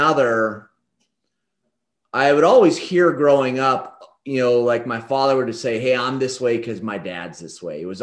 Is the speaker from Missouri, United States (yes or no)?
no; Damascus, Oregon, United States; in a small little town called Damascus, Oregon, is where I was born and raised